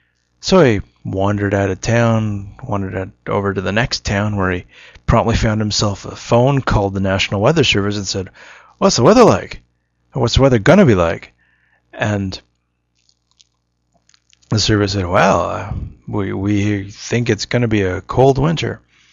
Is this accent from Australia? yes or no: yes; Australia; accent: Australian; I apologize. I can't actually remember my Australian accent such as it is.